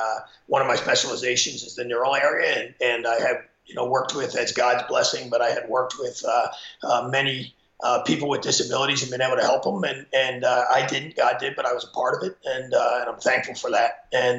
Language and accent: English; Pennsylvania, United States; I'm from Pennsylvania. I mean, Pennsylvania's a wrestling state. So growing up, my older brother wrestled